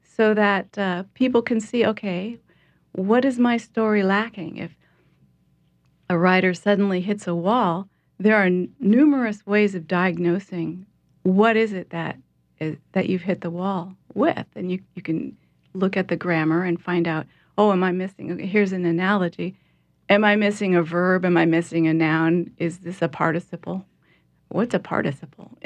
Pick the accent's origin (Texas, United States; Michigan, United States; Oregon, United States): Oregon, United States; Portland; moved away as an adult; now in New Orleans, United States; I'm from Portland, Oregon